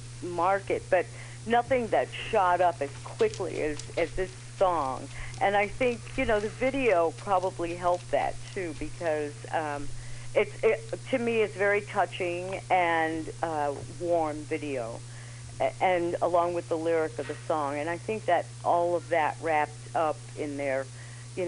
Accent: New York City, New York, United States; now in Chicago, United States; I'm originally from New York

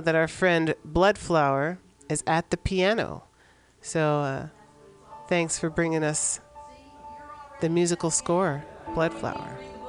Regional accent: San Francisco, California, United States; in the Mission District of San Francisco, my hometown

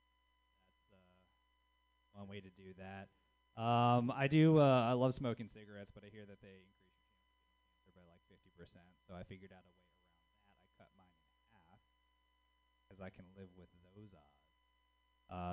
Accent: the South, United States; now in Bay Area, United States; being a Southerner in the Bay Area

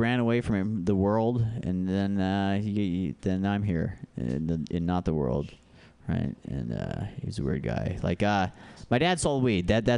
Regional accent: Alaska, United States; now in San Francisco, United States; I grew up in Alaska

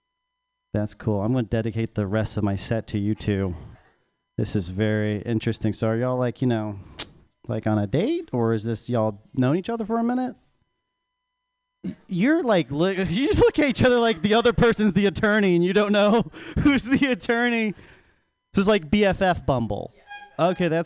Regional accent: North Carolina, United States; I'm actually South Korean, so South Korean grew up in North Carolina

